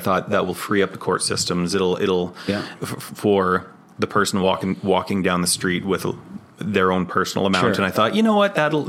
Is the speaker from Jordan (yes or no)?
no; Dawson Creek, British Columbia, Canada; growing up in Dawson Creek